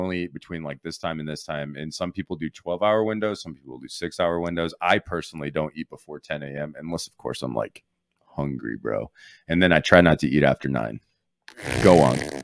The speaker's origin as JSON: {"language": "English", "town": "Lexington", "region": "Nebraska", "country": "United States", "said": "I'm from Lexington, Nebraska, the hoodest of hood"}